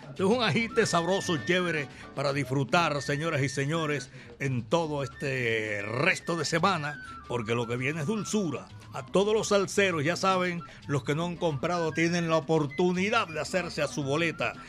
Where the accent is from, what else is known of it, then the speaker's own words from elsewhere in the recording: Colombia; mi país, la ciudad de la eterna primavera